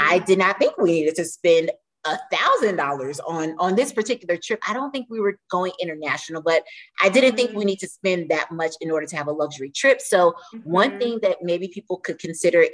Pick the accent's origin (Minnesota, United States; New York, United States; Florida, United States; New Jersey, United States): Florida, United States; We're from Florida